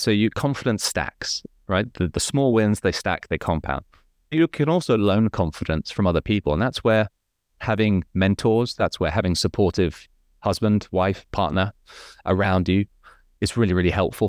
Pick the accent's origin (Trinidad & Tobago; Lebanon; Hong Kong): Hong Kong; my life was fairly comfortable in Hong Kong